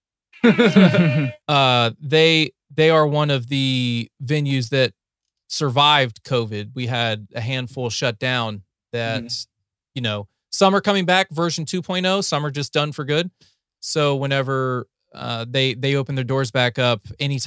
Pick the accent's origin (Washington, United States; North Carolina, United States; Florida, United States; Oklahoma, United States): North Carolina, United States; also born or lived in Ohio; now in Texas, United States; I was born in Ohio, raised in North Carolina. And now I'm a transplant to Texas